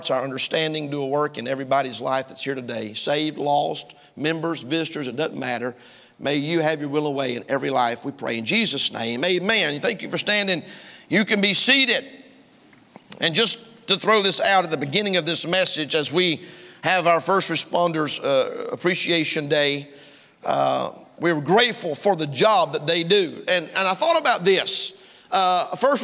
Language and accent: English; United States; I'm an American